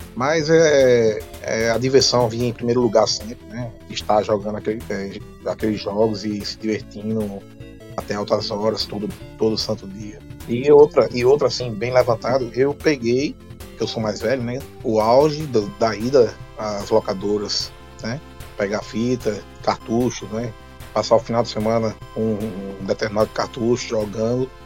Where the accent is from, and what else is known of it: Brazil